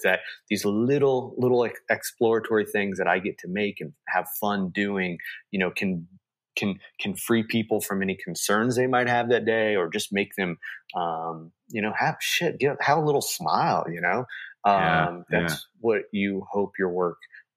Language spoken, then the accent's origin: English; Kansas City, Missouri, United States; I'm from Kansas City